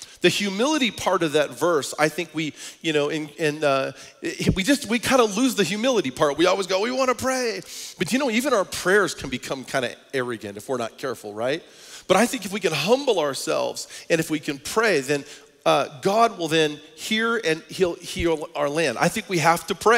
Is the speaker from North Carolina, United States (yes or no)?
no; Portland, Oregon, United States; moved away; my hometown where we come from in Portland, Oregon